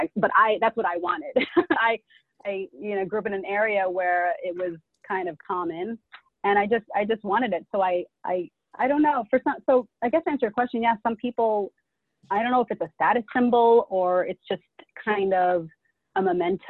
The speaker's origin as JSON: {"language": "English", "country": "United States", "tie": "born or raised there", "said": "I was born and raised in America, but I'm Filipino. My parents are from the Philippines"}